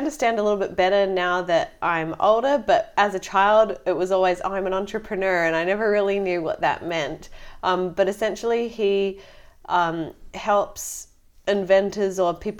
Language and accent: English; Florida, United States; also born or lived in Connecticut; So my sister and I, we were born in Connecticut and then we moved down to Florida.